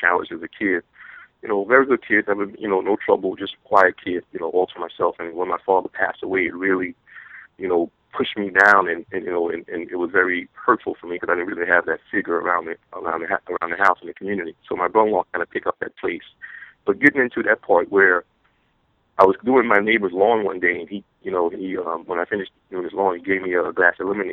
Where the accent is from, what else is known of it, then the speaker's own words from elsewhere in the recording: Louisiana, United States; I was a little kid growing up in Louisiana